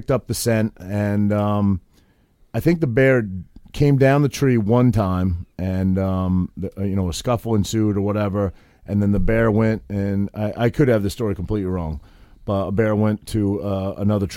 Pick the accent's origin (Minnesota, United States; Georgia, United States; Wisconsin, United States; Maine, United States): Maine, United States; I grew up in Maine and I grew up hunting and fishing and all that sort of thing